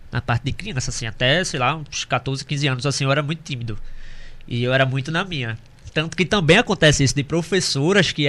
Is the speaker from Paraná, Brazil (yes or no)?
no; Recife, Pernambuco, Brazil; Eu não, eu não, eu sou recifense